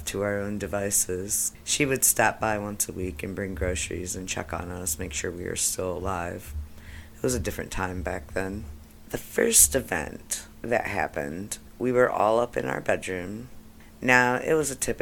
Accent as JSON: {"language": "English", "town": "Saginaw", "region": "Michigan", "country": "United States", "tie": "born or raised there", "moved": "as an adult", "said": "my hometown of Saginaw, Michigan"}